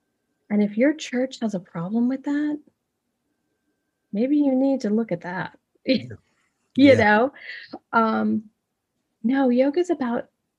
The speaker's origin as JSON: {"language": "English", "region": "New York", "country": "United States", "moved": "yes", "lives_now": "Midwest, United States", "said": "I'm originally from New York, so being here in the Midwest is very different for me. And I live in a very conservative place"}